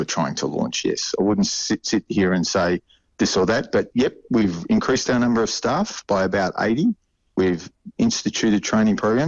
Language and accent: English; Australia; moved away as an adult; now in Auckland, New Zealand; as an Australian who's migrated here